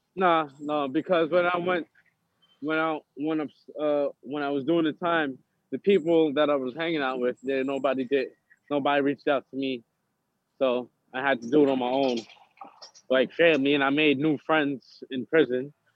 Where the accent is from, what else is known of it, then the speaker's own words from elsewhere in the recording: New York City, New York, United States; also born or lived in Harlem / Brooklyn / the Bronx; I grew up in Harlem until I started living with my dad in Brooklyn, and until I got into too much trouble and I had to go back to the Bronx to live with my mom. So I was in three boroughs